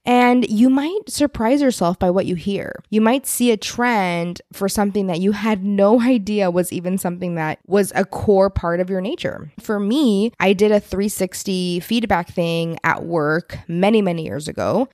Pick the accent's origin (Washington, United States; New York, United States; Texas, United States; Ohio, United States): Texas, United States; being a Texan